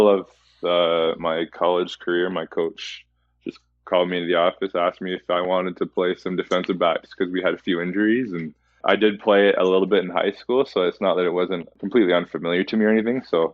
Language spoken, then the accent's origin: English; Chatham, Ontario, Canada; also born or lived in Edmonton; now in London, Canada; my very start was Chatham, Ontario, kind of my hometown